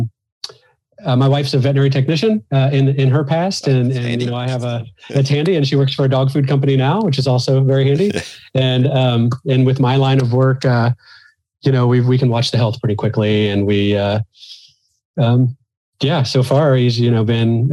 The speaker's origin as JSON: {"language": "English", "region": "Missouri", "country": "United States", "moved": "yes", "said": "And I'm originally from the Midwest United States, from Missouri."}